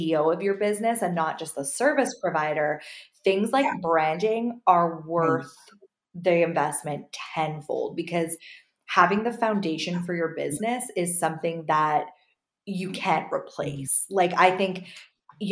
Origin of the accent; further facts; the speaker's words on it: Canada; I'm so Canadian over here